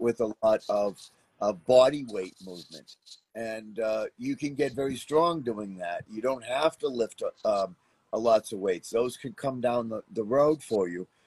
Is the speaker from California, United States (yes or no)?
no; Boston, Massachusetts, United States; moved away; I grew up in Boston, Massachusetts. Um, which is about 15, 1600 miles from where I live now.